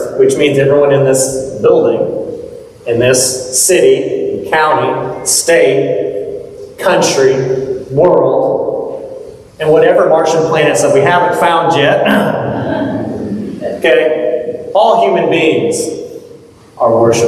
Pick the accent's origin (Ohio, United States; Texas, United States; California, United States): Texas, United States; moved away; I grew up in Texas. This is like common language.